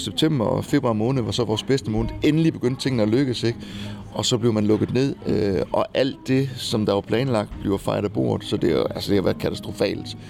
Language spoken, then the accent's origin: Danish; Kolding, Southern Denmark, Denmark; also born or lived in Rio de Janeiro, Brazil / United States / Norway / Copenhagen; jeg er jo vokset op i Kolding, så jeg, jeg kom, altså, jeg er jo ikke født i Kolding, jeg er født i Rio de Janeiro, men øh, Øh, adopteret og kommer så til som spæd.